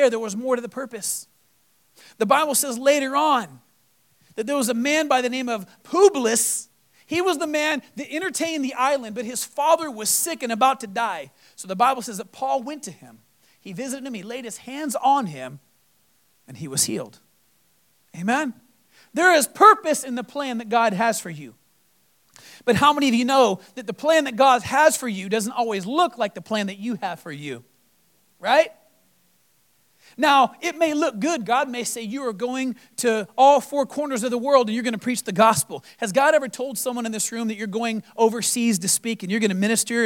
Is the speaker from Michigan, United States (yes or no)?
no; Texas, United States; moved away; also born or lived in Florida; Coming from Florida, being in some of the craziest storms, and I was born in Texas